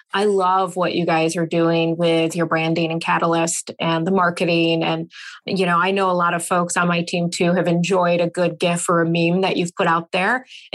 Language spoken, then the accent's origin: English; Michigan, United States; I grew up about 45 minutes or so from the Canadian border, but in Michigan.